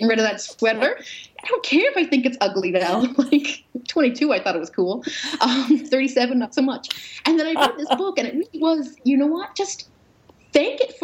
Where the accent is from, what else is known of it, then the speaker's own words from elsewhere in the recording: Newfoundland and Labrador, Canada; I was raised Roman Catholic in Newfoundland